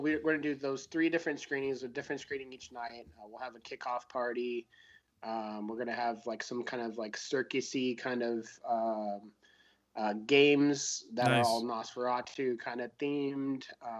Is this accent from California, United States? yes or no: yes; San Francisco, California, United States; also born or lived in Hollywood; I'm originally from San Francisco. I've lived in Hollywood